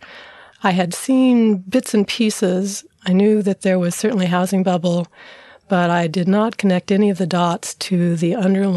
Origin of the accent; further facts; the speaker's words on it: San Antonio, Texas, United States; moved away as an adult; also born or lived in Dallas, Texas / Claremont, California; I grew up in San Antonio, Texas, and spent my first 18 years there